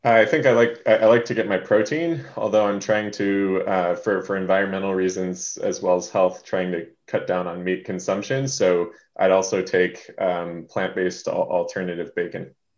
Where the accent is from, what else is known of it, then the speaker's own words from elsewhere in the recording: Hawaii, United States; now in Seattle, United States; I grew up in Hawaii